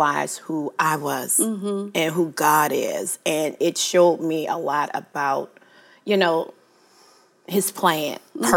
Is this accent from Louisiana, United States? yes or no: yes; New Orleans, Louisiana, United States; I am from New Orleans, born and raised.